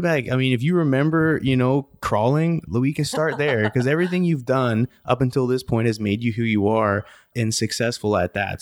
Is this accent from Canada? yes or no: yes; Canada; now in United States; I'm a Canadian